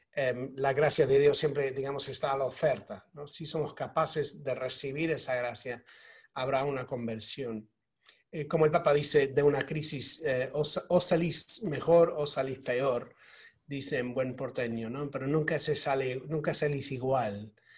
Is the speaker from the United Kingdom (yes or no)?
yes; United Kingdom; yo soy, británico, eh, soy católico